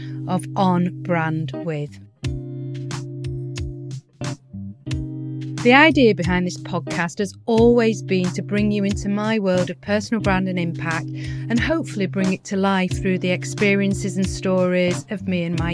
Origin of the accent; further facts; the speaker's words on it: Lancashire, North West England, United Kingdom; now in Yorkshire, United Kingdom; we're both Lancashire girls that have made Yorkshire our home